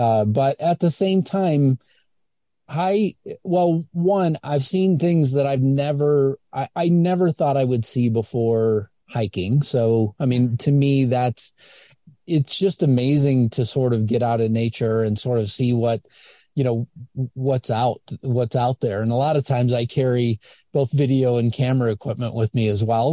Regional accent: Indiana, United States; I'm a kid from Indiana

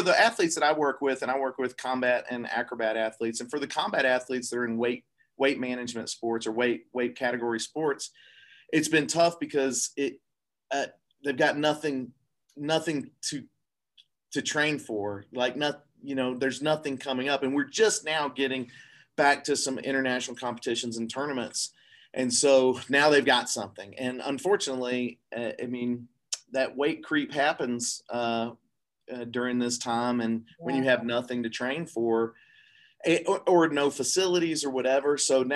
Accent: Atlanta, Georgia, United States; moved away as an adult; I started at Georgia Tech in Atlanta, my hometown

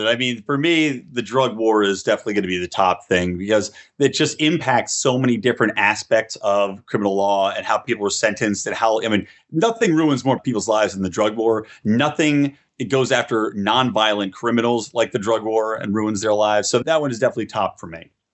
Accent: California, United States; in my home state of California

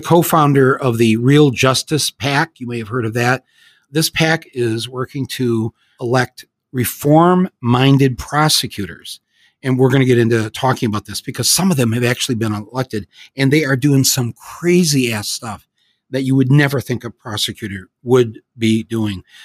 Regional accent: Flint, Michigan, United States; also born or lived in Detroit, Michigan; I come from Flint and Detroit

